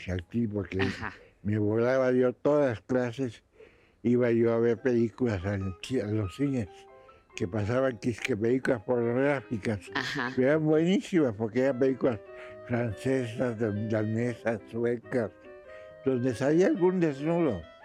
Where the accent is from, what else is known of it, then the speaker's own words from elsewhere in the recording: Mexico; first language Spanish; also born or lived in Russia; Soy mexicano y muy mexicano